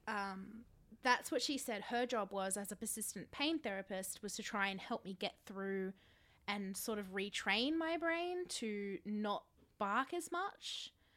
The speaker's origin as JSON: {"language": "English", "country": "Australia", "tie": "born or raised there", "said": "I was born in Australia."}